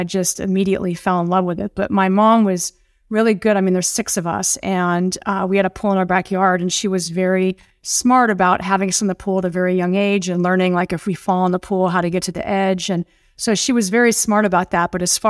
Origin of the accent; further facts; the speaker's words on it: Beverly Hills, California, United States; I grew up in Beverly Hills.